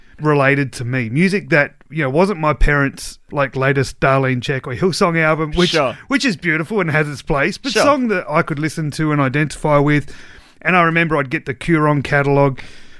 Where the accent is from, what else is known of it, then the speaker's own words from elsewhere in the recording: Ceduna, South Australia, Australia; I grew up in Ceduna on the West Coast